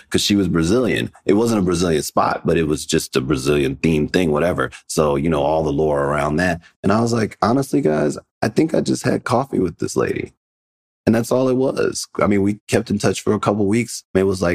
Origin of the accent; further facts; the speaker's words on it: Chicago, Illinois, United States; moved away as an adult; also born or lived in New York; I'm originally from Chicago